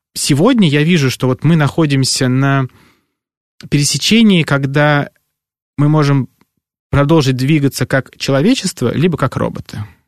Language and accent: Russian; Podolsk, Moscow Oblast, Russia; moved away; я родился в Подольске, это в Подмосковье